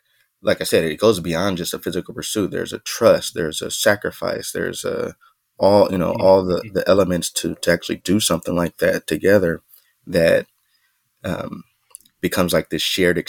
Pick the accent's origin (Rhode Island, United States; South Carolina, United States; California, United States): California, United States; Bellflower; I grew up, I was born and raised in Bellflower, California